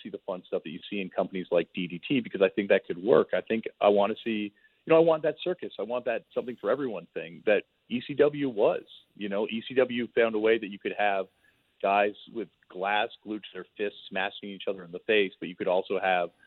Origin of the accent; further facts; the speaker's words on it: Toronto, Ontario, Canada; I grew up in Toronto, Canada